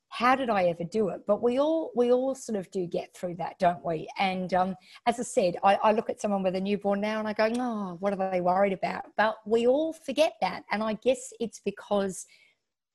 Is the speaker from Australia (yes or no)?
yes; Western Australia, Australia; moved away as an adult; also born or lived in Melbourne / Sydney; So even though I'm from Western Australia, I lived in Melbourne and Sydney for 12 years. And my mum was back here